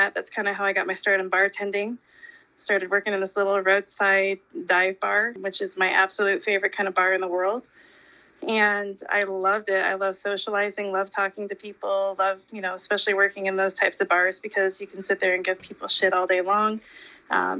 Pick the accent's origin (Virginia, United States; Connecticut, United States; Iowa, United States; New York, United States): Iowa, United States; Des Moines; also born or lived in Divide, Colorado; now in Adel, United States; I was born and raised in Des Moines